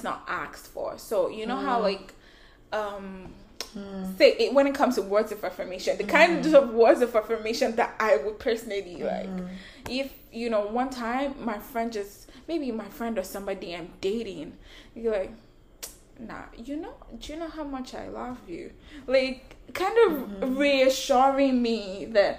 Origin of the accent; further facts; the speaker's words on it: Nigeria; I'm Nigerian